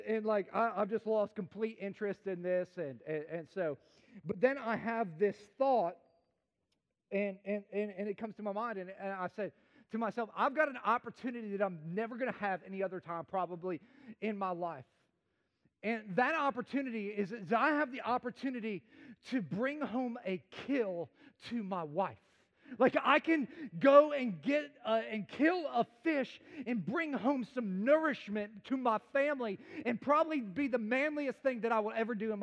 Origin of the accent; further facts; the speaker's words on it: Chicago, Illinois, United States; I grew up in the concrete jungle of America. I'm from Chicagoland area